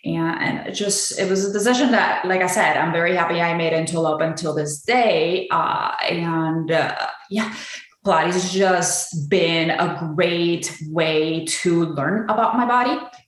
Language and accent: English; Puerto Rico; now in Chicago, United States; So I am originally from Puerto Rico. I lived in Chicago most of my life, and I actually have been active in fitness for about 15 years now.